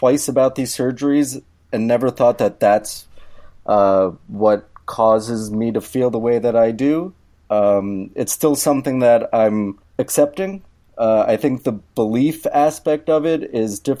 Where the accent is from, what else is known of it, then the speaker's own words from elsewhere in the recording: New York, United States; now in Minneapolis, United States; Originally, I'm from New York, Queens specifically.